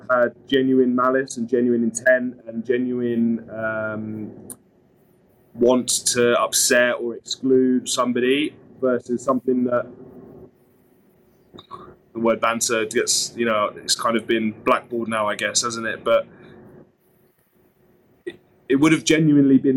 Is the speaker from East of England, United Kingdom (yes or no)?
yes; Suffolk, East of England, United Kingdom; I grew up in Suffolk, so a minor county in the cricketing world.